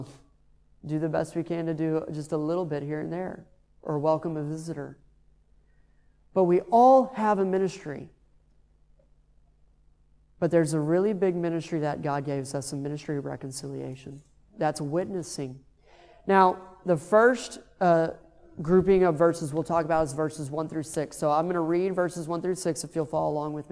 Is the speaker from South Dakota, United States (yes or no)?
no; Texas, United States; moved away; I'm from Texas